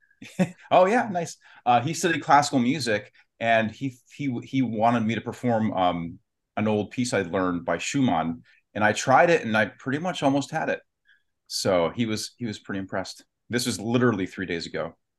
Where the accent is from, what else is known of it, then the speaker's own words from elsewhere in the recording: Warren, Ohio, United States; I'm from Youngstown, near Youngstown, Ohio, Warren, Ohio